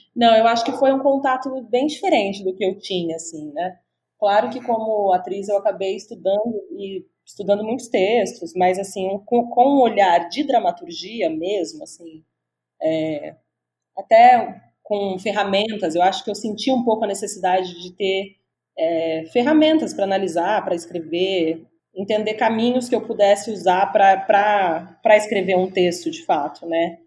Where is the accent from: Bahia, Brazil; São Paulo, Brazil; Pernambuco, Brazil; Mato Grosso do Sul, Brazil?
São Paulo, Brazil; Franca; moved away as an adult; now in São Paulo, Brazil; eu sou do interior, na verdade, eu sou de Franca, mas já estou morando em São Paulo faz mais uhum. de 10 anos.